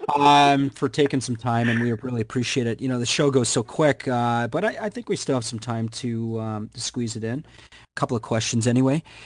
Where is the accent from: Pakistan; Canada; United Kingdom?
Canada; I'm Canadian